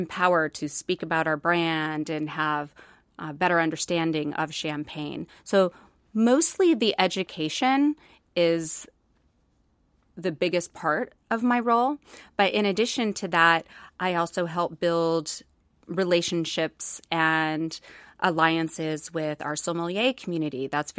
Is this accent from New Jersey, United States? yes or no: no; Colorado, United States; also born or lived in Indiana; So I was born in Indiana, okay. And then we moved to Colorado growing up, and I was always involved in the arts and theater